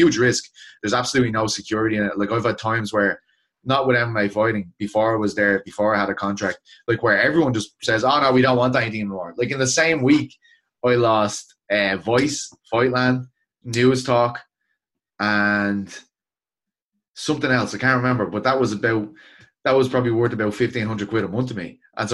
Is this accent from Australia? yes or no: no; Ireland